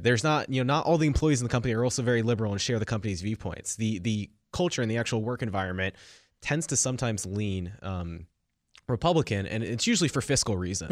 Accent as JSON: {"language": "English", "area": "Silicon Valley", "region": "California", "country": "United States", "tie": "born or raised there", "said": "I grew up in Silicon Valley"}